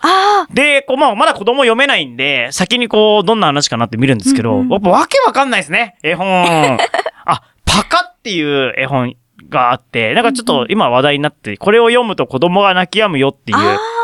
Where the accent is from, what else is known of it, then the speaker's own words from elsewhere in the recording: Fukuoka, Japan; moved away; 僕、福岡出身ですから